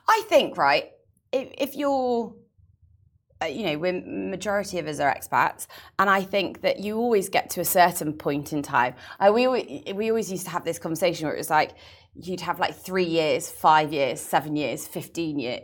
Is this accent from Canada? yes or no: no; England, United Kingdom; now in Dubai, United Arab Emirates; being English